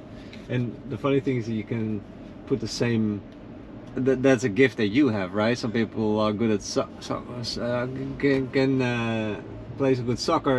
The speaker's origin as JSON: {"language": "English", "country": "Netherlands", "tie": "born or raised there", "also_born_or_lived": "Mexico", "moved": "as an adult", "lives_now": "Florida, United States", "said": "I'm from the Netherlands. So, born and raised in Europe. Came over about 2.5 years ago."}